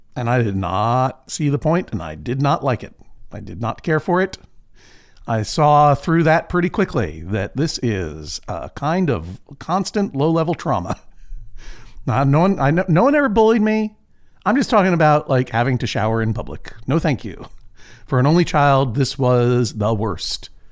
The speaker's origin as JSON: {"language": "English", "town": "Boston", "region": "Massachusetts", "country": "United States", "tie": "born or raised there", "moved": "yes", "lives_now": "Portland, United States", "said": "my hometown, sort of, of Boston, Massachusetts"}